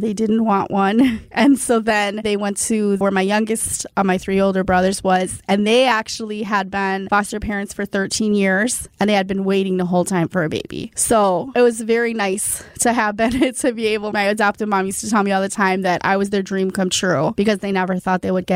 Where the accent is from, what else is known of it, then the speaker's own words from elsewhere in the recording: South Milwaukee, Wisconsin, United States; I was raised in South Milwaukee